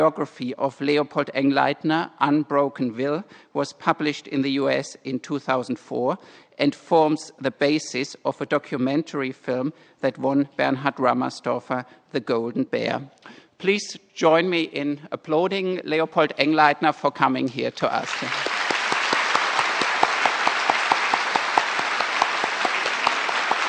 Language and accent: English; Graz, Styria, Austria; moved away as an adult; now in Stanford, United States; I am from Graz in Austria and currently at Stanford as the Austrian visiting chair professor.